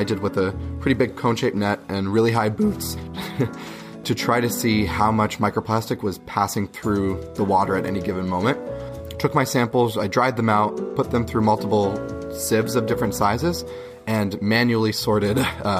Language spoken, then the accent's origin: English; Berwick, Pennsylvania, United States; I grew up in a small, like, little neighborhood in Berwick